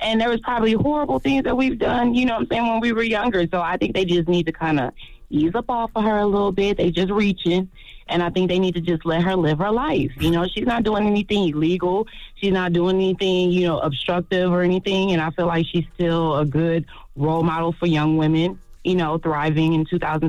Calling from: St. Louis, Missouri, United States; I'm calling from St. Louis.

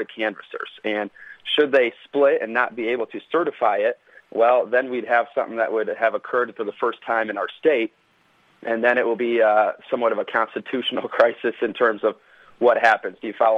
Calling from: Lansing, Michigan, United States; I'm from Lansing, Michigan

